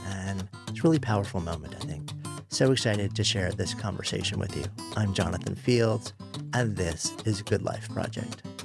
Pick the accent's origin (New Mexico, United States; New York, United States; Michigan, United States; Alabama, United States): New York, United States; I grew up just outside of New York City, pretty conventional upbringing